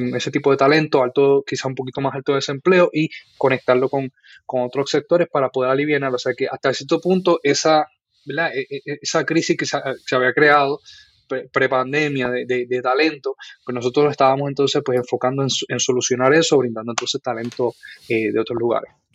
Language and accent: Spanish; Guaynabo, Puerto Rico; also born or lived in Bayamón, Puerto Rico; Pues nací en Bayamón, Puerto Rico. Eh, viví casi toda mi vida en, Guaynabo, Puerto Rico. Este, y allí pues crecí